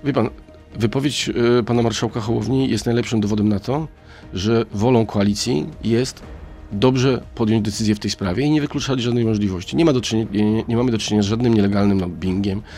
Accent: Szczecin, West Pomeranian Voivodeship, Poland; ja jestem ze Szczecina

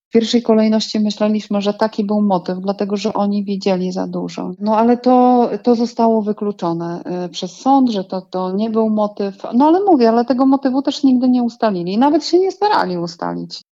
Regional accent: Giżycko, Warmian-Masurian Voivodeship, Poland; u nas w Giżycku

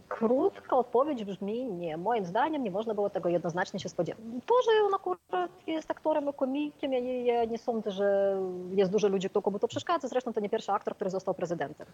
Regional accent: Ukraine; Polish is a second language; moved away as an adult; also born or lived in Kyiv; now in Poland; jako Ukrainka

